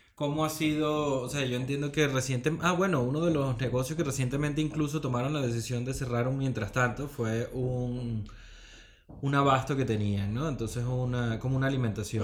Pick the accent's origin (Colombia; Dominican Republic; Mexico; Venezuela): Venezuela; now in Spain; siendo venezolanos, ¿no? que los venezolanos siempre tenemos como ese espíritu